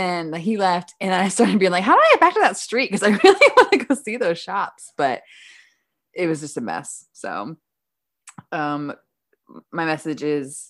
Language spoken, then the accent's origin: English; Midwest, United States; I'm from the Midwest.